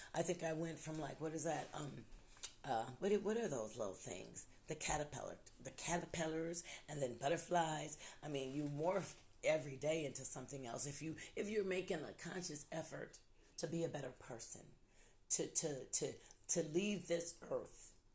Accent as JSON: {"language": "English", "region": "Ohio", "country": "United States", "moved": "yes", "lives_now": "Louisville, United States", "said": "I'm originally from Ohio"}